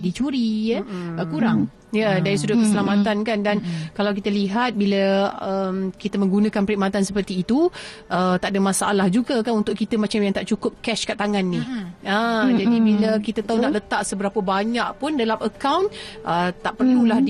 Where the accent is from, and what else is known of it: Malaysia